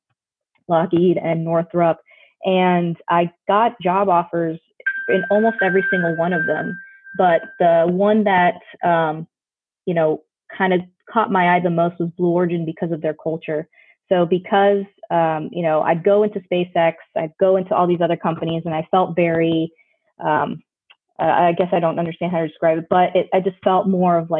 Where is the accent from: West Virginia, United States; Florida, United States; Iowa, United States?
Florida, United States; Orlando; I grew up in Orlando, Florida